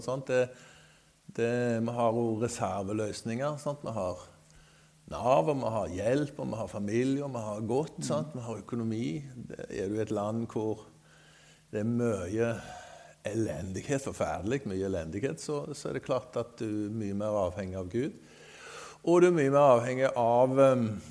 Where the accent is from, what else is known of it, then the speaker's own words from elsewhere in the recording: Skudeneshavn, Rogaland, Norway; also born or lived in Greenland; now in Sotra, Norway; Jeg er født i Skudenes, men har bodd på Sotra faktisk lenger enn jeg har bodd i Skudenes